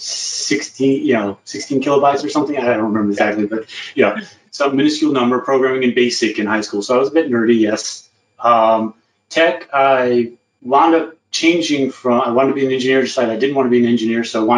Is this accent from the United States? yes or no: yes; Southern Virginia, United States; moved away as an adult; also born or lived in San Angelo, Texas; Grew up in Southern Virginia, so rural background.